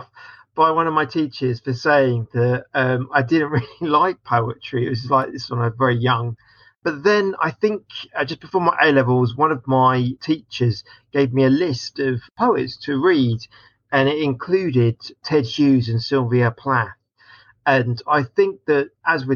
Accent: Watford, East of England, United Kingdom; I was born in Watford and grew up there.

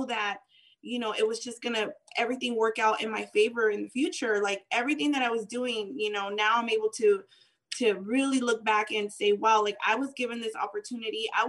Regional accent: San Gabriel Valley, California, United States; also born or lived in Tijuana, Baja California, Mexico; I was born in Tijuana, Baja California. I was brought into the States when I was, I think, about a year or so. So I grew up here

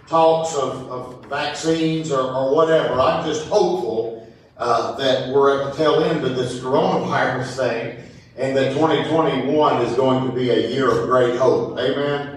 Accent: High Point, North Carolina, United States; also born or lived in Raleigh, North Carolina / Decatur, Illinois / Yadkinville, North Carolina / Greensburg; now in Louisville, United States; I grew up in High Point, North Carolina

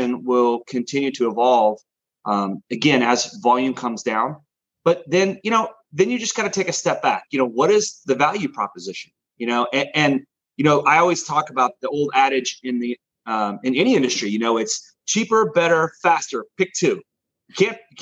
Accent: Dallas, Texas, United States; also born or lived in Austin, Texas; I'm from there originally. I'm born and raised in Dallas

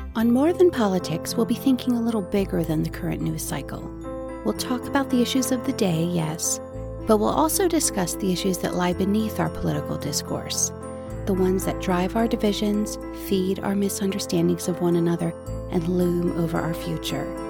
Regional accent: Maryland, United States; I come from a very Republican, very politically active family in Maryland. My grandfather held public office and my family helped with his campaigns, so I grew up surrounded by the trappings and talk of political life

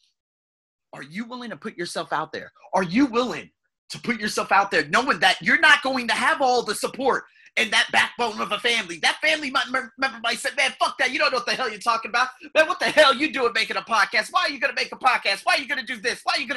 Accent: United States; I'm an American with about 7 to 10 different heritage.

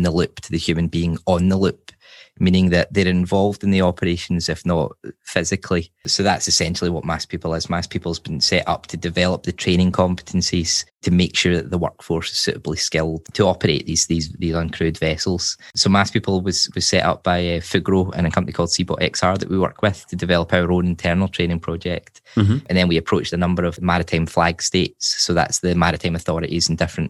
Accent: Glasgow, Scotland, United Kingdom; moved away as an adult; now in Sweden; I'm originally from Glasgow, and as you say, I've sort of been everywhere, I guess you could say. And my wife's Swedish, so that's how I ended up here

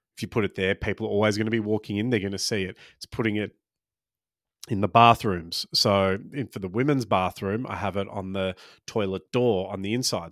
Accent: Australia; I was born in Australia but grew up Maltese, and for the first, I don't know, probably till I started, um, school, I had a weird sort of hybrid accent

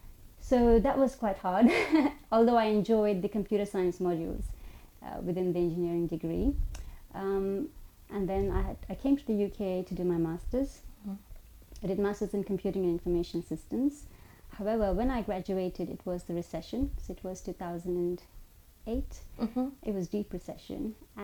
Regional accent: Oman; also born or lived in India; So I was born in India. I grew up in Oman, so I moved there when I was 5 years old.

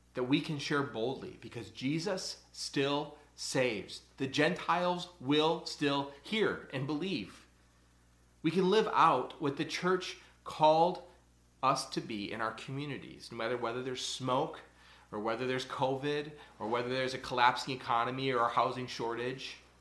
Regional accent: United States; as American Christians

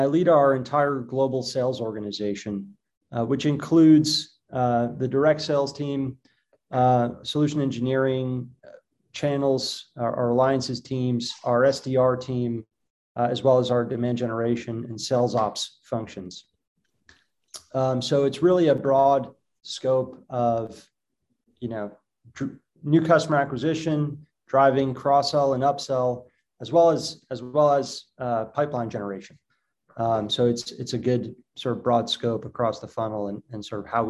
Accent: Boston, Massachusetts, United States; moved away as an adult; now in Israel; I grew up growing up in Boston

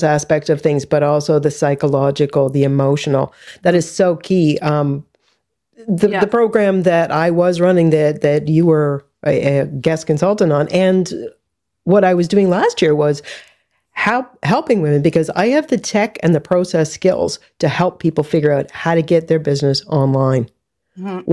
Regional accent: Canada; as a Canadian

